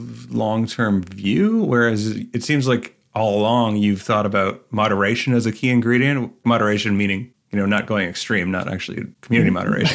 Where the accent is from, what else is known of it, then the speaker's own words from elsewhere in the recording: Canada; I'm Canadian